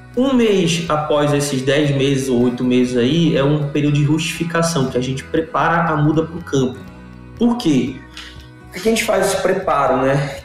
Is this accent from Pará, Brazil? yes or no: yes; Belém, Pará, Brazil; Eu sou de Belém